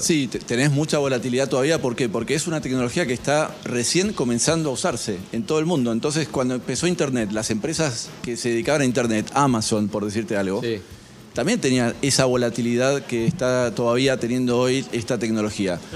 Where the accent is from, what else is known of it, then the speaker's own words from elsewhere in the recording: Argentina; como nos pasa acá en Argentina